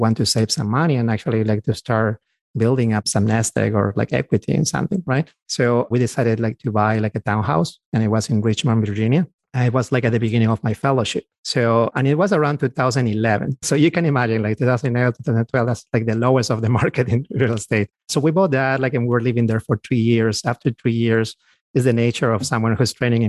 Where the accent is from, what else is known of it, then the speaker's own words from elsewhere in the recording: Peru; moved away as an adult; now in United States; we're from South America. We both are from Peru, my wife and I. So we actually came here about 15 years ago and we were physicians already.